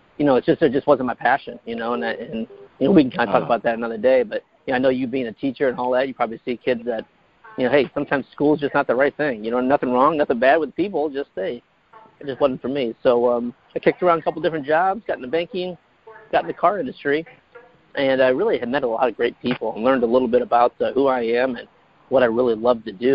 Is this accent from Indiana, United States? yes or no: yes; Fort Wayne, Indiana, United States; moved away as an adult; also born or lived in North Carolina; now in California, United States; I was born and raised in Fort Wayne, Indiana.